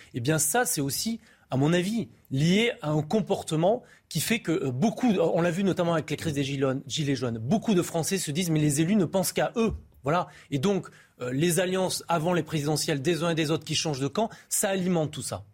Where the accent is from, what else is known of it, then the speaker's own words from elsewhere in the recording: Périgueux, Nouvelle-Aquitaine, France; Je suis de Périgueux, à côté de Bergerac, et je joue au foot contre Bergerac quand j'étais euh, enfant